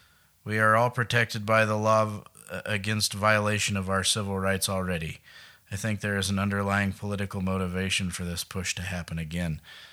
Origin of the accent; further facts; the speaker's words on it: Billings, Montana, United States; I'm from Billings, not Helena.